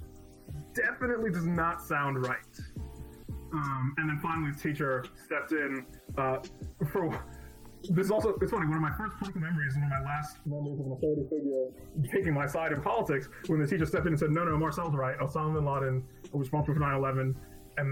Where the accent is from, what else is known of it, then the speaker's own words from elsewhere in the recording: New York, United States; I grew up in New York